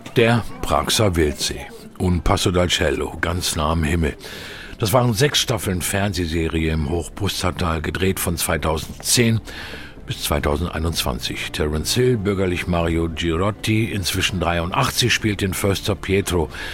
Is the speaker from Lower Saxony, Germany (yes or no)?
yes; Hanover, Lower Saxony, Germany; groß geworden in Hannover